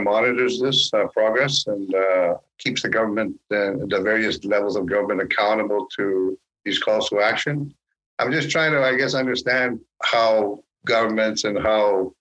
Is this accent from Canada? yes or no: yes; Manitoba, Canada; I'm from Manitoba, and so there's Métis settlements there